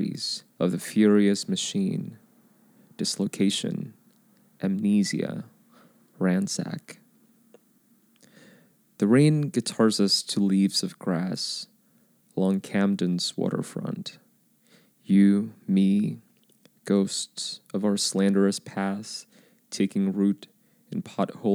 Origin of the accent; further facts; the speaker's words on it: Indonesia; moved away; I was born in Indonesia